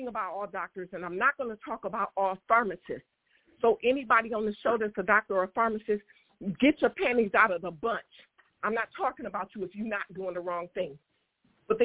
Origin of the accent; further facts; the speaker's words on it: Detroit, Michigan, United States; I'm from Detroit.